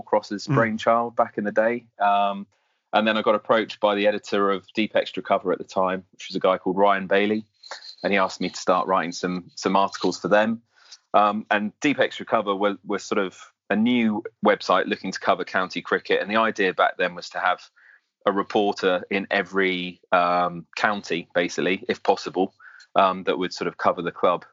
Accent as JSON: {"language": "English", "country": "Jersey", "tie": "born or raised there", "moved": "yes", "lives_now": "Hampshire, United Kingdom", "said": "I grew up in Jersey, so I had no real home county as such. But Hampshire is definitely home now."}